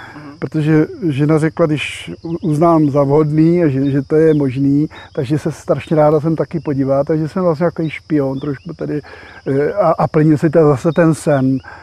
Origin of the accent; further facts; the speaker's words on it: Prague, Czechia; je mi pětašedesát. A jsem z Prahy.